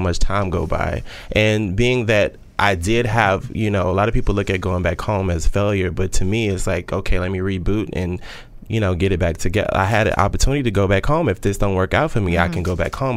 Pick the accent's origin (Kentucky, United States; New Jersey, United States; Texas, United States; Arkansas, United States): Texas, United States; Austin; moved away as an adult; now in New York City, United States; I'm originally from Austin, Texas. And in Austin, I was in the medical field